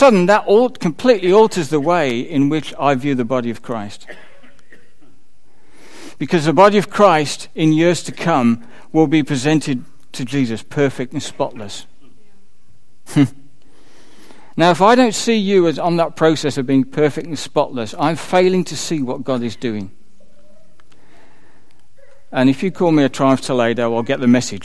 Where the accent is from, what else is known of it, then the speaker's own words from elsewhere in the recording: United Kingdom; I'm a citizen of the UK. I have a British passport.